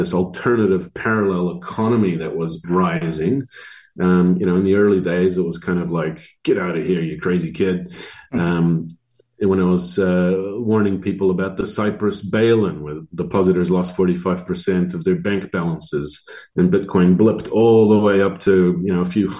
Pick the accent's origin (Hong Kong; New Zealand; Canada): New Zealand; also born or lived in Croatia / Netherlands; I was born in Croatia, you know, Yugoslavia, and in 91, I guess it was their turn to be democratized. So we fled as refugees to Holland for a couple of years and then immigrated to New Zealand. And so I grew up here